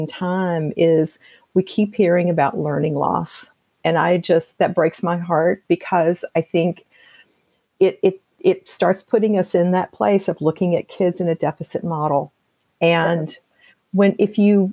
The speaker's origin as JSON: {"language": "English", "region": "Tennessee", "country": "United States", "tie": "born or raised there", "said": "I'm from Tennessee, and my mother would make biscuits. You know, that was our big thing growing up"}